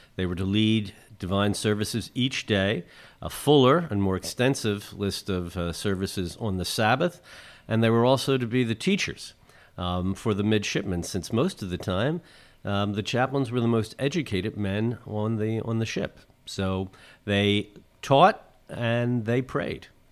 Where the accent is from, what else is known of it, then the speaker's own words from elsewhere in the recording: Philadelphia, Pennsylvania, United States; moved away; as a Philadelphian, and Father Hoag and I are both from North Philly